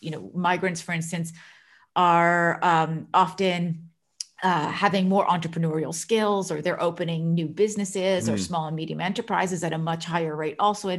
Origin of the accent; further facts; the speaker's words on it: United States; moved away as an adult; now in Netherlands; So I myself am an immigrant in the Netherlands. So I'm originally from the United States. I've been living and working in the Netherlands for quite a long time.